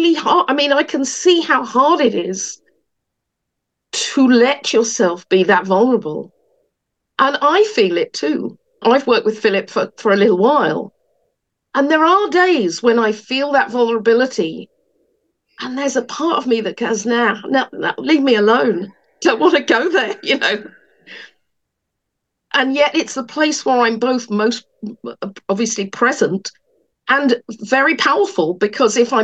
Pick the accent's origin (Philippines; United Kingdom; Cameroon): United Kingdom; England; moved away; I was born in England